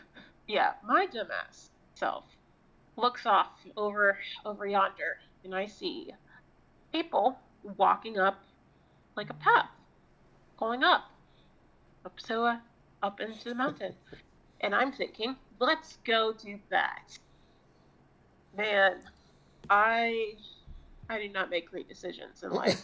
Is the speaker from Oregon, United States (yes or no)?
no; Florida, United States; I'm also from Florida